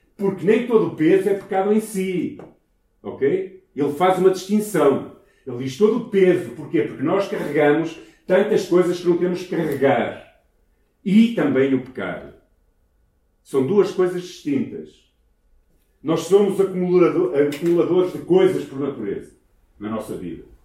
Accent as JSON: {"language": "Portuguese", "town": "Ermesinde", "region": "Norte", "country": "Portugal", "tie": "born or raised there", "also_born_or_lived": "Brazil", "said": "eu nasci em Hermesina, nasci nesta cidade, ok? Na casa que era dos meus avós"}